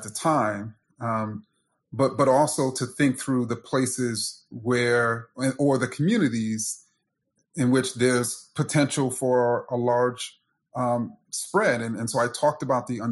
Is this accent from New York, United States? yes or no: yes; New York City, New York, United States; I grew up in Jamaica, Queens